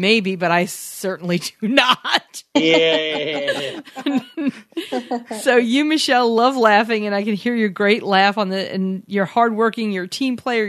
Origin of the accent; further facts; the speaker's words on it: New York, United States; we're from New York